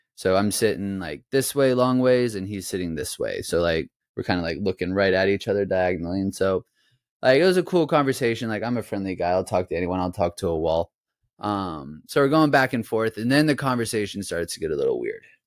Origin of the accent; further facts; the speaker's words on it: United States; moved away as an adult; now in Israel; what I grew up playing in the States